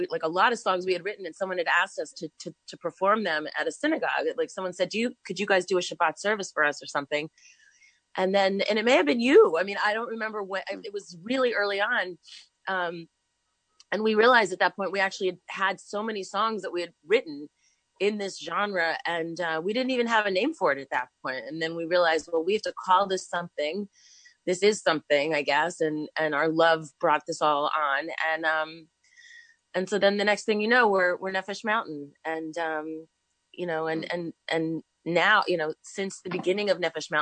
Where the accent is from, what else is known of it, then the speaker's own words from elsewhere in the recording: New York, United States; I was born in New York, and I've always lived in this country